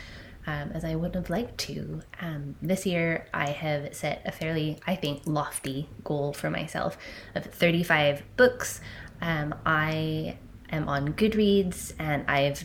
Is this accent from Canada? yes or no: yes; Canada; I'm a Canadian 30-something cusp millennial female